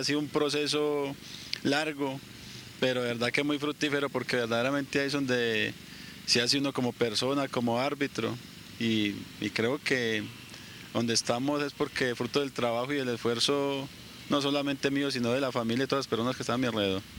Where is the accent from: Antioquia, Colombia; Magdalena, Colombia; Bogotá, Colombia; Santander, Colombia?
Antioquia, Colombia; Medellín; also born or lived in Manizales; yo soy nacido en Manizales, pero a los 3, 4 años ya estaba aquí en la ciudad de Medellín